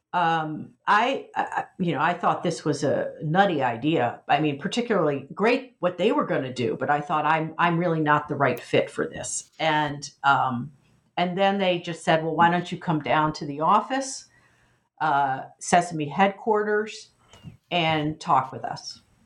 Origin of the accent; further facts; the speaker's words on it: United States; as an American in the 1990s